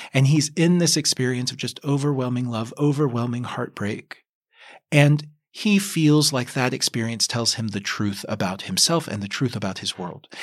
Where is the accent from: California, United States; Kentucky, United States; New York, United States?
Kentucky, United States; I grew up in Kentucky